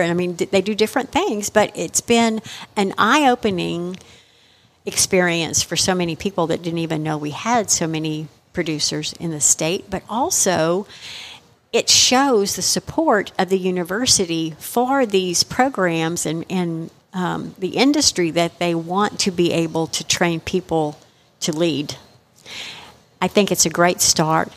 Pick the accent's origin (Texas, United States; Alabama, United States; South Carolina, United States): Texas, United States; being a Texan myself, and we've always been known as proud Texans